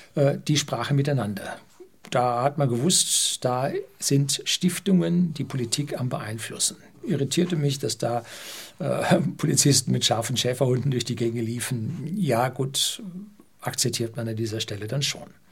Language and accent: German; Germany; bei uns in Deutschland